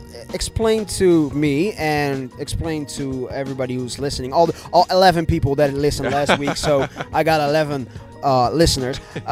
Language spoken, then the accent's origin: English; Rotterdam, South Holland, Netherlands; moved away; I'm originally from Rotterdam